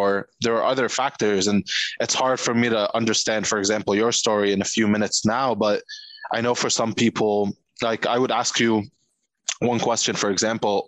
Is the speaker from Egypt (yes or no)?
yes; Egypt; first language Arabic; English is a second language; now in New York City, United States; growing up in Egypt, it was like, yeah, the first language was Arabic, but second language was English